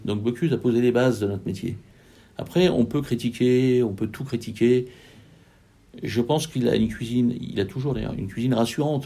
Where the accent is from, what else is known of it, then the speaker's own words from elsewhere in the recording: Lyon, Auvergne-Rhône-Alpes, France; On est lyonnais